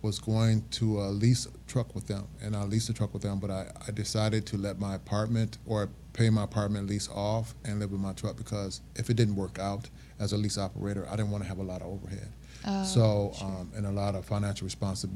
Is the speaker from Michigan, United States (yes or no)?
yes; Flint, Michigan, United States; moved away; also born or lived in Kalamazoo, Michigan / Ann Arbor, Michigan; Born and raised Flint, Michigan